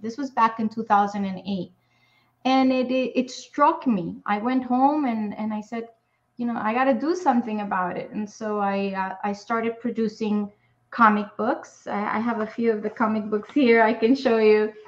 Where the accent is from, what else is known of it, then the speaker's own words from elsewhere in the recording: New York City, New York, United States; I grew up in Spanish Harlem in New York City.